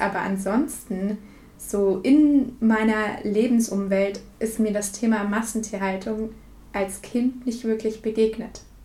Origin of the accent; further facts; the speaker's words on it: suburb of Würzburg, Bavaria, Germany; da wo ich aufgewachsen bin, in einem ja, Vorort von Würzburg